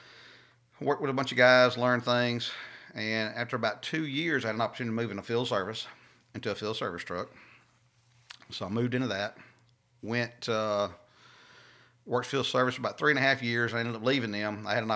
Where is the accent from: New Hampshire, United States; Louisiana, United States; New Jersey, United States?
Louisiana, United States; I'm from Louisiana originally, just south of Alexandria.